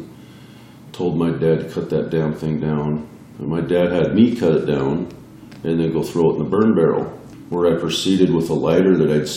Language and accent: English; Montana, United States; also born or lived in Washington; I grew up till second grade in Washington and then moved to Montana.